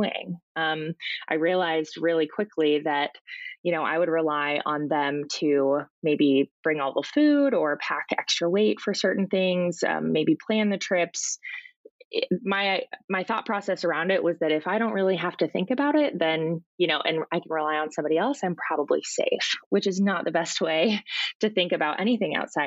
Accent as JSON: {"language": "English", "town": "Portland", "region": "Oregon", "country": "United States", "tie": "born or raised there", "also_born_or_lived": "Alaska", "said": "I grew up down here in Portland"}